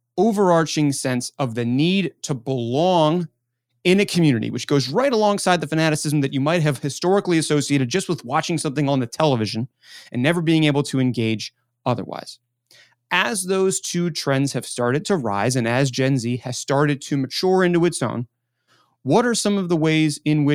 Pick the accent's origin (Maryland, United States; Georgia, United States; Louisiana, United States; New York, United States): Maryland, United States; Baltimore; now in Pittsburgh, United States; I grew up in Baltimore